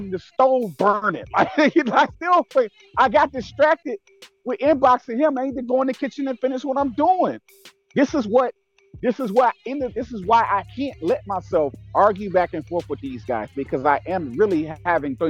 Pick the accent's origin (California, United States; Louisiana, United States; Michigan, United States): Michigan, United States; Detroit; I'm from Detroit, fam. Born and raised grit and grind from the gutter